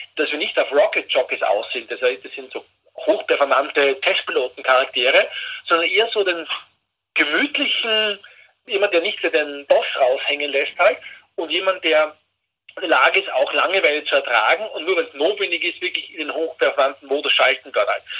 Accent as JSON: {"language": "German", "country": "Austria", "said": "als Österreicher"}